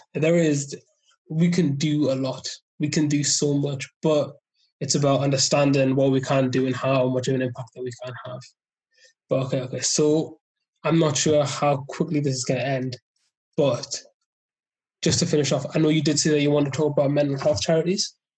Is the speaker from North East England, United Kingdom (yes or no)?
yes; South Shields, North East England, United Kingdom; also born or lived in Loughborough; I'm from South Shields